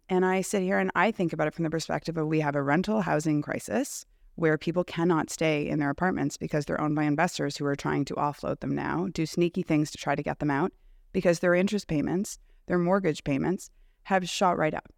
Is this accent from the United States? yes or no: no; Canada; I'm also a Canadian